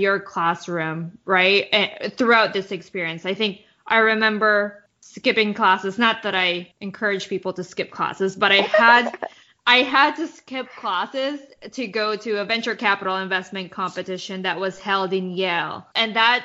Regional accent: Winnipeg, Manitoba, Canada; moved away as an adult; now in New York, United States; I'm from Winnipeg, went to undergrad and started my career there before moving to New York

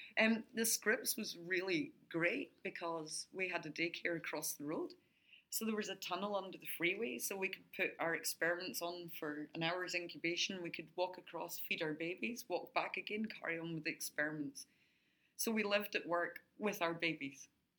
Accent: Adelaide, South Australia, Australia; born there; now in Brisbane, Australia; I was only supposed to come for 2 years, but because I was born here in Adelaide, I have an Australian passport.

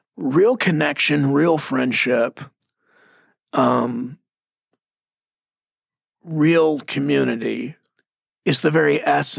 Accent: Mesquite, Texas, United States; I'm from Mesquite, Texas

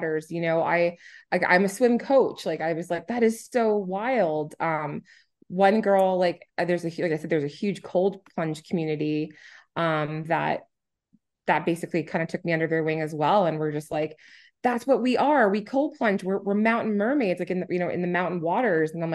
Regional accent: New Hampshire, United States; now in Edmonton, Canada; I'm originally from New Hampshire, and there's 17.3 miles of coastline, and I lived on it. My dad was a fisherman, a commercial fisherman

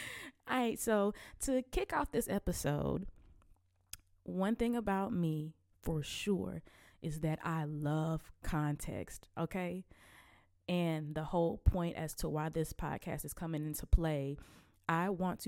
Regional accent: Selma, Alabama, United States; But I'm from Selma, Alabama, and I am 27 years old

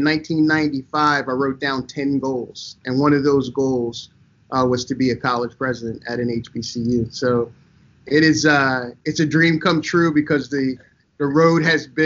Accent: Delaware, United States; also born or lived in Jacksonville Beach, Florida; we come from Jacksonville Beach, Florida, but I grew up in Delaware

